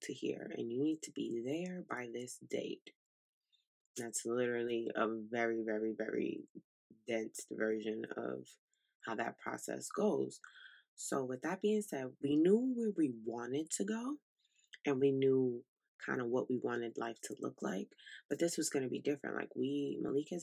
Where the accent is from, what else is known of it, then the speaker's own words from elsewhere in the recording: New York City, New York, United States; moved away as an adult; also born or lived in Italy; now in South Carolina, United States; we're from Brooklyn, New York. So we are city kids through and through